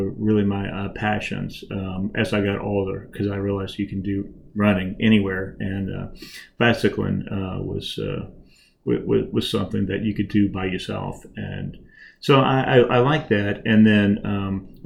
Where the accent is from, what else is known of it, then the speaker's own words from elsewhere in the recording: Lubbock, Texas, United States; moved away as an adult; also born or lived in Memphis, Tennessee / Nashville, Tennessee; now in Rockville, United States; I grew up in Tennessee, Texas, Lubbock, Texas